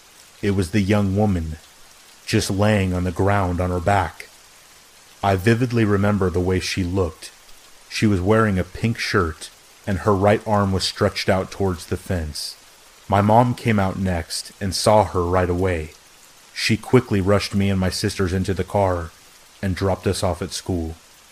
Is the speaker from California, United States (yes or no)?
no; Nebraska, United States; also born or lived in Arizona; I'm originally from Arizona, but I grew up in Nebraska, in a small town about an hour south of the South Dakota border.